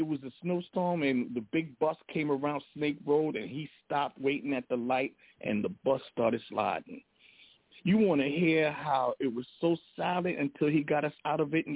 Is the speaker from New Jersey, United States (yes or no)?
no; New York City, New York, United States; we're from Jamaica